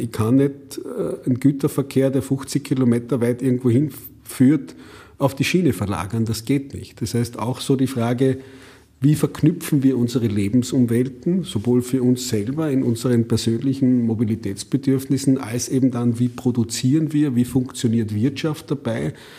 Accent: Austria; bei uns in Österreich

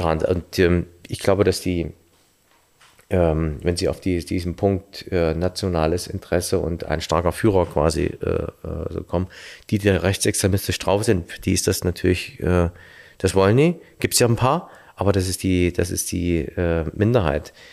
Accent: Erfurt, Thuringia, Germany; die Vielfalt zwischen dem, wo ich herkomme, aus äh, der Mitte Thürings äh, in, in, Erfurt

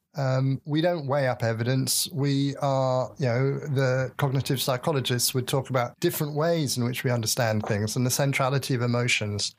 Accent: England, United Kingdom; I'm an Englishman, uh, at least on my father's side, and I li-, certainly born up brought up in that culture.

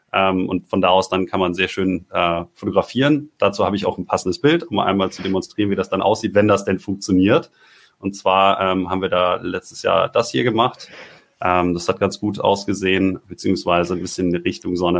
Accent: Ruhr area, North Rhine-Westphalia, Germany; ich komme ja aus dem Ruhrgebiet

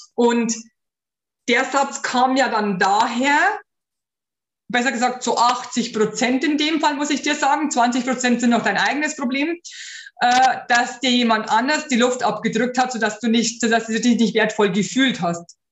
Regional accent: Bavaria, Germany; bei uns in Bayern

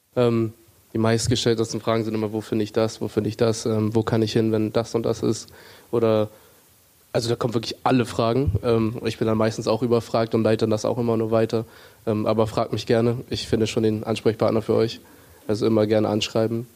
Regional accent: Hamburg, Germany; Ich komme aus Hamburg, also ich hatte hier noch meinen Freundeskreis, ich habe meine Familie hier

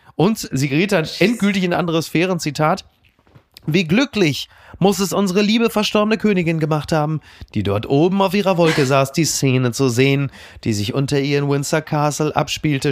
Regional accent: Germany; uns ja als Deutsche

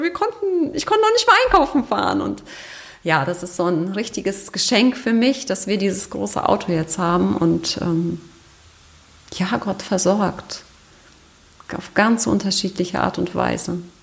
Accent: Germany; bei uns in Deutschland

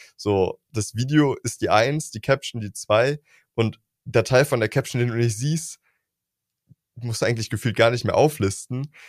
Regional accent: Germany; wir Deutschen

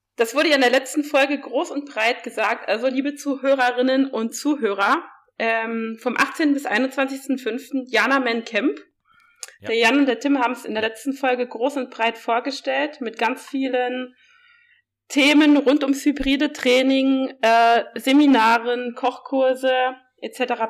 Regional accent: Saarland, Germany; ich komme ja wie gesagt aus dem Saarland

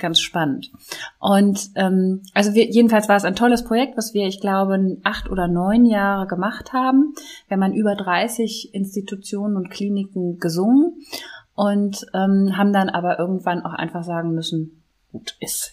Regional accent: near Düsseldorf, North Rhine-Westphalia, Germany; also born or lived in Konstanz; now in Cologne, Germany; ich komme ja gebürtig hier aus der Nähe von Düsseldorf

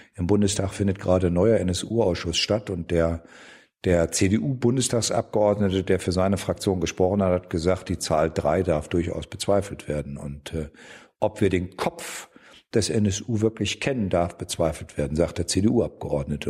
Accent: Osterholz-Scharmbeck, Lower Saxony, Germany; also born or lived in Giessen; now in Erfurt, Germany; Das war Dolomiti hieß die erste Eisdiele bei uns in Ostholz-Scharmbeck

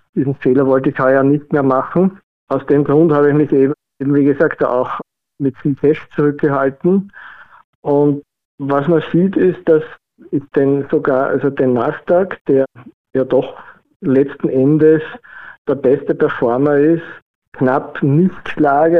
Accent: Vienna, Austria; bin aus Wien

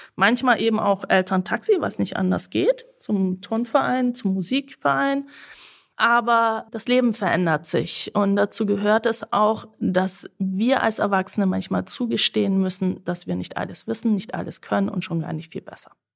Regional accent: Senden, Bavaria, Germany; German is a second language; Ich bin aufgewachsen in Senden bei Neu-Ulm.

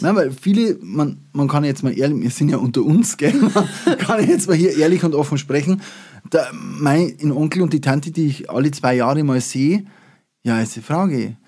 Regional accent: Upper Palatinate, Bavaria, Germany; bei uns in der Oberpfalz

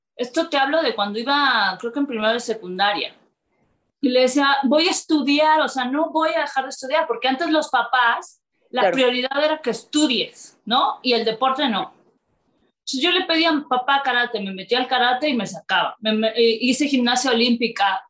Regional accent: Córdoba, Veracruz, Mexico; moved away as an adult; now in Mexico City, Mexico; yo soy de Veracruz, soy de Córdoba, decido venirme a México

